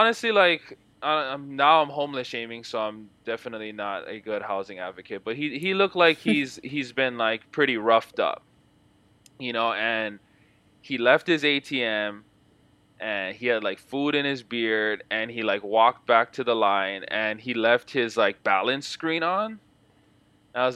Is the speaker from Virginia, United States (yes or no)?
no; Hawaii, United States; now in Seattle, United States; growing up in Hawaii in Section 8 housing